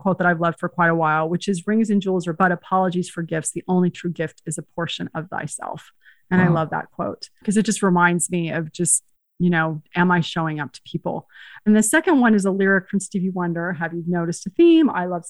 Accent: Spain; born there; Because remember, I was born in Spain, even though it's different continents.

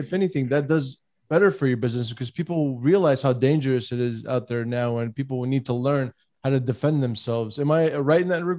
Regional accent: California, United States; I'm from California, James, just an FYI.

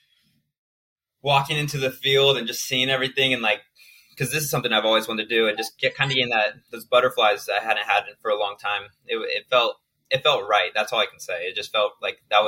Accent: Oregon, United States; also born or lived in St. George, Utah; now in Chicago, United States; I grew up in Oregon, a small town of Oregon of only 2,000 people.

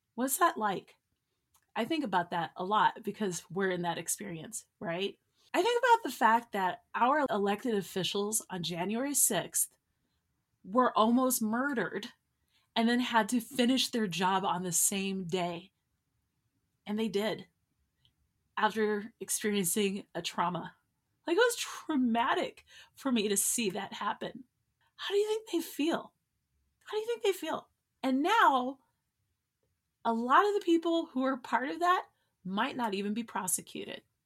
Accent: United States; I'm an American

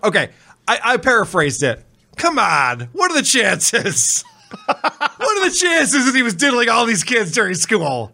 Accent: Spencerport, New York, United States; I grew up in Spencerport

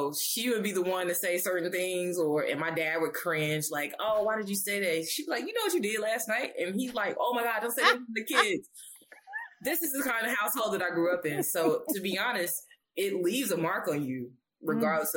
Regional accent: Alabama, United States; I grew up in Alabama.

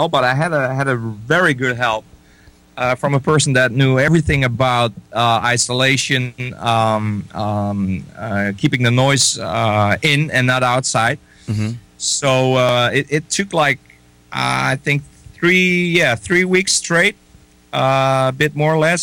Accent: Netherlands; I'm from the Netherlands

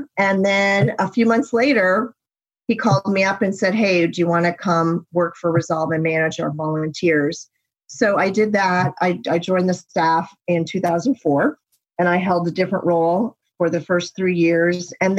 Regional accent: United States; He's American, I'm American, but we had to find our way to each other in Athens, Greece.

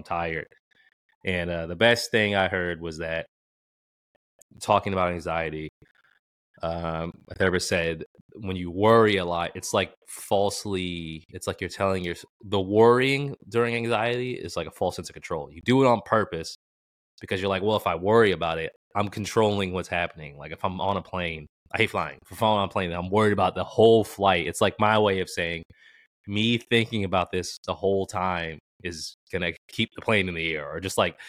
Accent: Boston, Massachusetts, United States; growing up in Boston

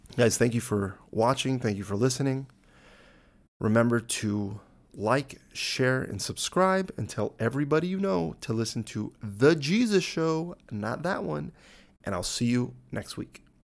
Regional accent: United States; As an American

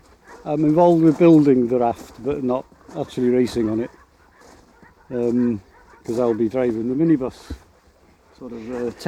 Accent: Anglesey, Wales, United Kingdom; I'm born and bred on Anglesey.

